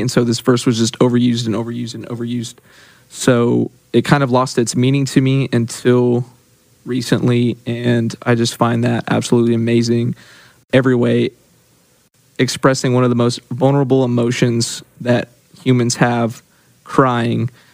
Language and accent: English; Yukon, Oklahoma, United States; I'm from Yukon, Oklahoma.